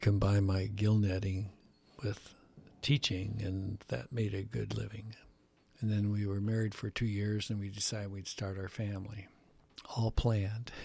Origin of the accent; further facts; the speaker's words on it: Chicago, Illinois, United States; I was born in Chicago, Illinois, in, uh, the Pullman area.